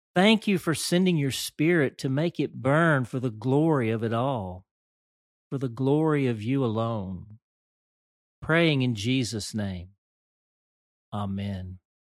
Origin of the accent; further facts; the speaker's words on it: Dumas, Arkansas, United States; Growing up in the First United Methodist Church of Dumas, Arkansas